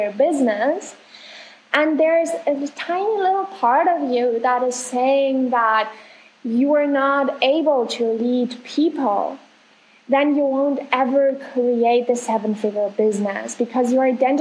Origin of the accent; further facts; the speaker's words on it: Germany; now in Argentina; I'm from Germany, live in Argentina right now